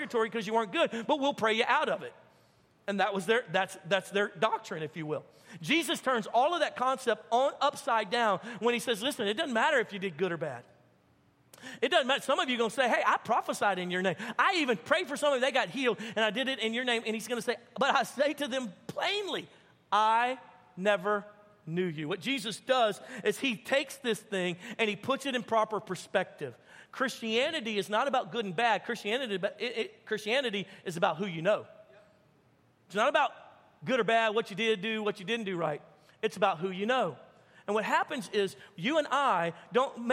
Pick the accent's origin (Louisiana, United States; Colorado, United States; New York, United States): Louisiana, United States; we're from Louisiana